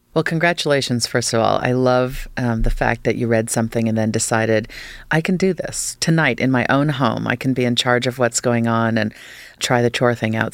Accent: Fairfax County, Northern Virginia, United States; moved away; as a kid, I grew up, I've spent four lovely years in Northern Virginia and Fairfax County

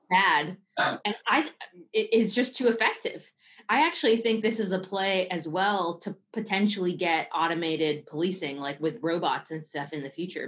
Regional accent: Bay Area, California, United States; I grew up in the Bay Area.

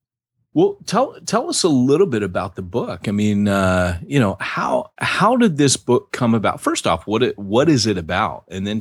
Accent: San Diego, California, United States; born or raised there

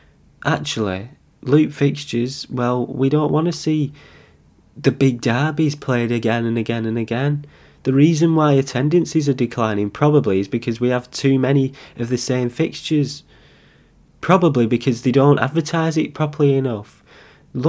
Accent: Bolton, North West England, United Kingdom; I'm from Bolton.

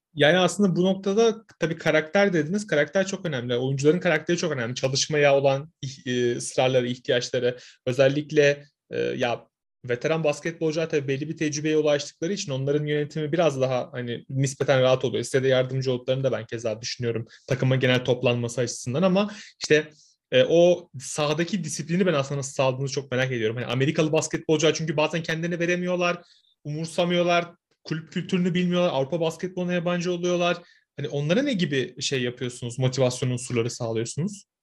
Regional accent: Samsun, Turkey; ben bir Karadenizliyim. Samsunluyum ben.

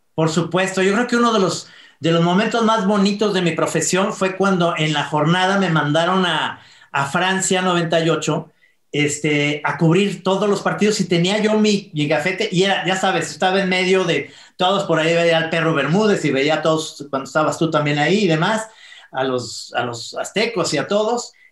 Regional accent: Mexico; todos los mexicanos somos entrenadores de la selección mexicana

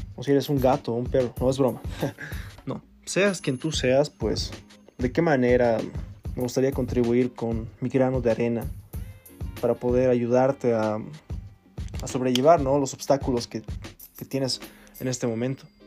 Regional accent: Bolivia; also born or lived in Chile; radico en Bolivia soy chileno, pero vivo acá casi toda mi vida

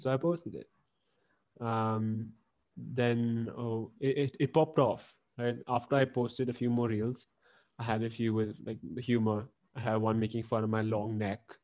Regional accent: Pune, Maharashtra, India; also born or lived in Hong Kong; I was born in Hong Kong, and then we shifted to Pune in 2007

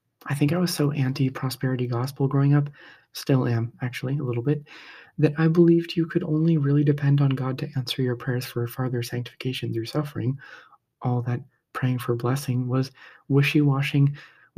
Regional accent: Midwest, United States; Growing up in the Midwest, we had our share of snow

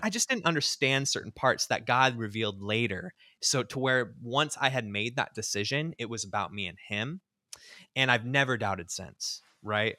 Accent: Southern California, United States; now in Seattle, United States; I grew up in the Churches of Christ, what we call the Main Line or traditional Churches of Christ, um, down in Southern California

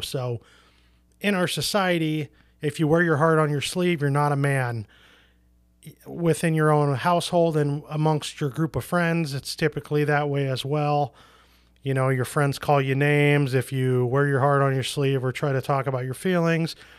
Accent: Portland, Oregon, United States; also born or lived in rural Minnesota; now in Minnesota, United States; I grew up in Portland, Oregon, which is a very liberal hippie city

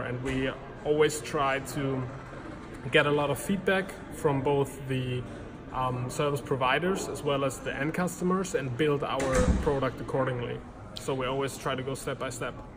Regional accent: near Cologne, North Rhine-Westphalia, Germany; I grew up uh, in, in Germany, pretty close

